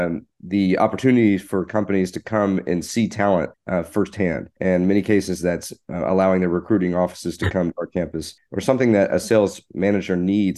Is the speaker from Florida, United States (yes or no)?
no; Fort Worth, Texas, United States; Fort Worth, Texas.